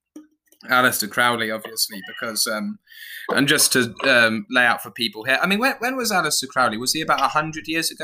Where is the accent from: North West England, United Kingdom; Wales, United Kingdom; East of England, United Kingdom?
East of England, United Kingdom; Suffolk; I'm from Suffolk.